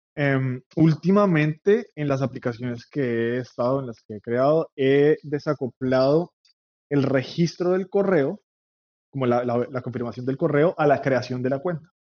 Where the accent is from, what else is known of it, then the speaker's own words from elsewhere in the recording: Bogotá, Colombia; moved away as an adult; now in New York, United States; soy colombiano de Bogotá, vivo en Nueva York hace casi 10 años.